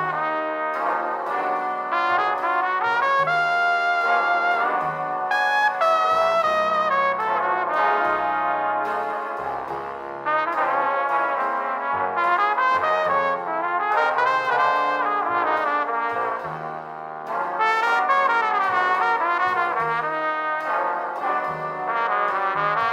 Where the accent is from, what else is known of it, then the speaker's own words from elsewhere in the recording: New York, United States; Obviously, we're from New York. My dad has like a very classic New York vibe and a pretty thick accent.